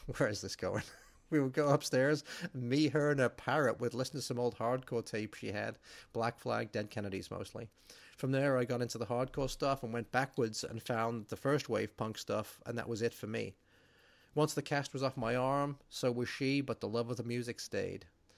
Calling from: Halifax, Yorkshire and the Humber, United Kingdom; I'm writing from Halifax, West Yorkshire in England. It's about an hour east of Manchester.

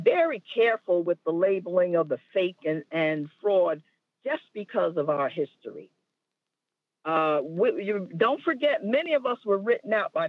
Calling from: New Jersey, United States; I'm calling from New Jersey.

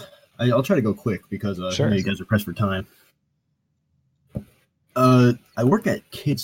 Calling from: Virginia, United States; I'm coming from Northern Virginia, so like it's a very liberal area.

